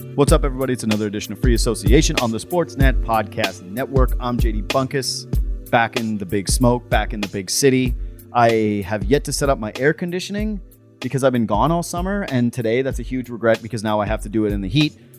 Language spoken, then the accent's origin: English; Whitehorse, Yukon, Canada; moved away; I'm from Whitehorse, Yukon. I might be the worst Yukoner in the history of the Yukon